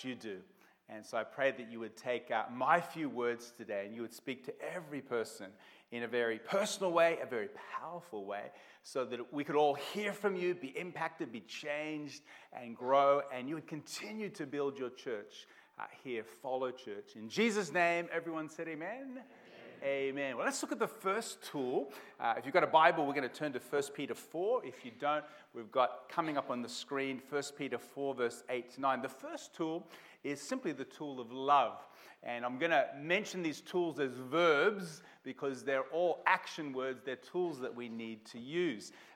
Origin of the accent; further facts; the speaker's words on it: Melbourne, Victoria, Australia; moved away; also born or lived in Portland, Oregon, United States / Rockhampton; I was born in Melbourne, grew up in Blackburn South when it was kind of the outer part of Melbourne many, many years ago.